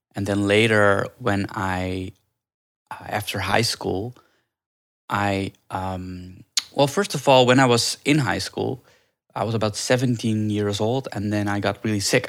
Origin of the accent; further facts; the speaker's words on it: Netherlands; moved away as an adult; also born or lived in India; now in Los Angeles, United States; I grew up in Holland. I was actually adopted from India when I was a baby